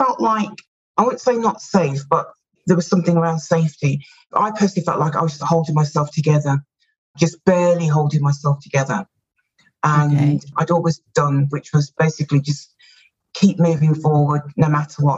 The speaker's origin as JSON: {"language": "English", "country": "United Kingdom", "said": "And as you can tell from my accent, or maybe you can't, I'm from the UK."}